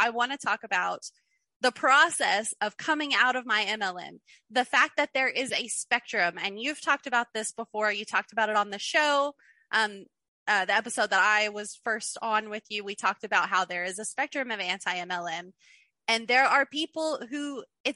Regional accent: Kentucky, United States; moved away as an adult; also born or lived in Clearwater, Florida; I'm from Kentucky. We're below the poverty line here

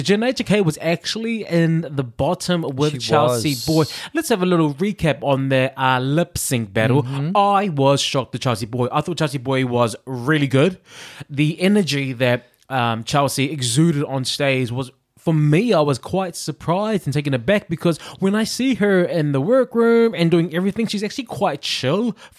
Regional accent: New Zealand; now in United Kingdom; I'm from New Zealand.

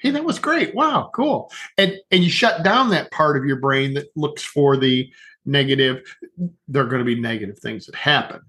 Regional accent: northern Ohio, United States; now in southern Ohio, United States; Originally live, originally born in northern Ohio, now live in southern Ohio.

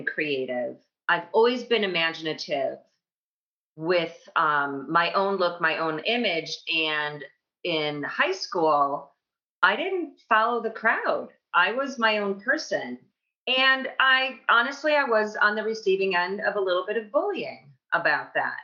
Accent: Libertyville, Illinois, United States; moved away as an adult; also born or lived in Madison, Wisconsin / New York City; I grew up outside Chicago, the northwest suburbs of Chicago in Libertyville

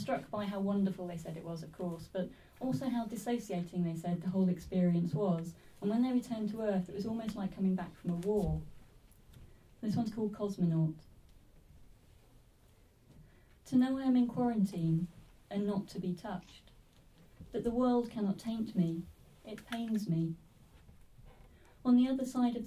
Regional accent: Swaffham, East of England, United Kingdom; I'm a local girl. I'm from Swaffham originally.

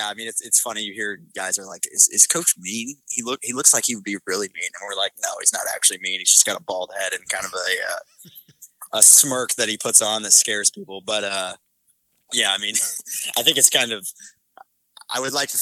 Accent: Oklahoma City, Oklahoma, United States; I'm from Oklahoma City

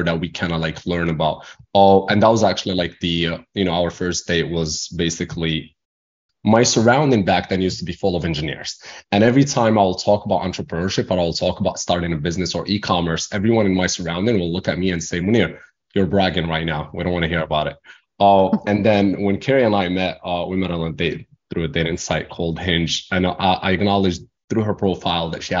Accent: Morocco; English is a second language; moved away as an adult; now in United States; I was born and raised in Morocco, came to America to finish my school, my education.

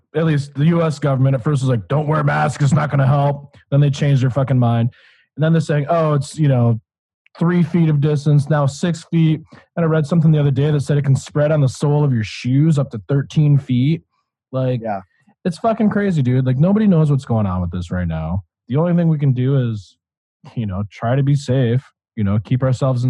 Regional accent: Michigan, United States; moved away; I'm from Michigan originally

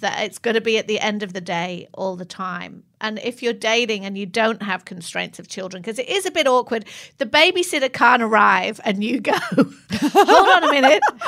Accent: England, United Kingdom; moved away; I'm English

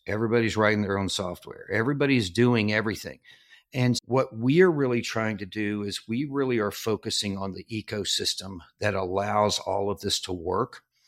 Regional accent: southern Arkansas, United States; moved away as an adult; I grew up in southern Arkansas

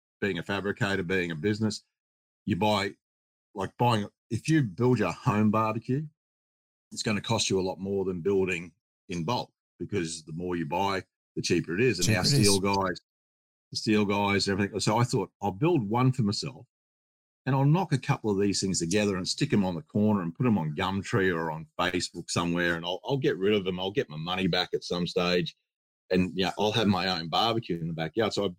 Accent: Australia; we're Australian. We build Australian

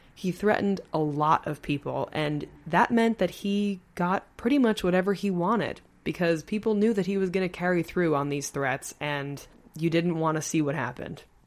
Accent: Long Island, New York, United States; moved away; I am from Long Island. I grew up on Long Island.

